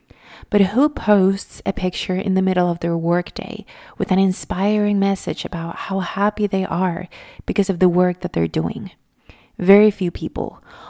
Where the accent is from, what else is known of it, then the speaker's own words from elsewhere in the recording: Venezuela; English is a second language; I'm originally from Venezuela, if you don't know.